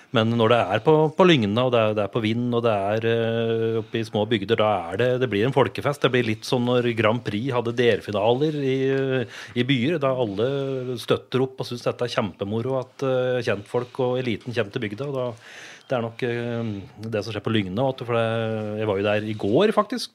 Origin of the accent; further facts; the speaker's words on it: Vardal, Innlandet, Norway; now in Reinsvoll, Norway; Jeg er jo fra vakre Vardal